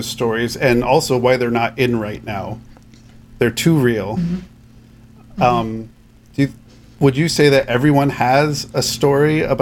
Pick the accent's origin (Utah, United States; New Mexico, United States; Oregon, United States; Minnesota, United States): New Mexico, United States; New Mexico. So my home state